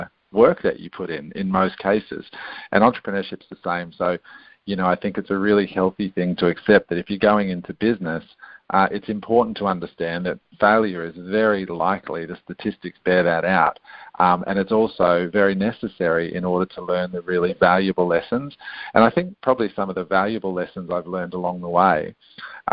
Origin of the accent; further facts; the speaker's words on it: Canberra, Australian Capital Territory, Australia; accent: Australian; also born or lived in Adelaide, South Australia / Queanbeyan, New South Wales; raised in a little town called Canberra, which is actually the capital of Australia. And I was brought up in an area called Queanbeyan